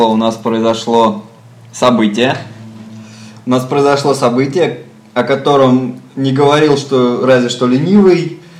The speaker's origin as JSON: {"language": "Russian", "region": "Moscow", "country": "Russia", "said": "я как москвич и велосипедист"}